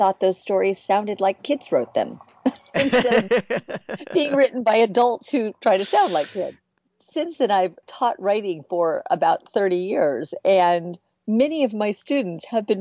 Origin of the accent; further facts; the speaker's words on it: San Francisco Bay Area, California, United States; also born or lived in Florida Keys, Florida; I grew up in the San Francisco Bay Area part of the time. And the other part of the time, I grew up in the Florida Keys